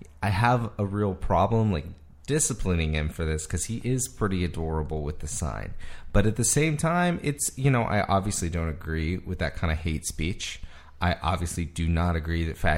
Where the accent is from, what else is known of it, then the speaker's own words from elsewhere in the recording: Mississippi, United States; I'm from Mississippi